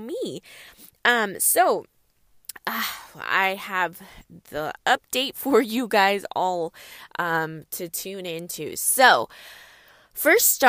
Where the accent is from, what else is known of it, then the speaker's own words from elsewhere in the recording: California, United States; I'm from California, and it does not snow often here in California